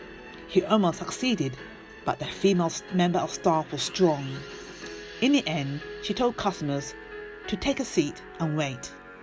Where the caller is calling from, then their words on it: London, United Kingdom; from London, UK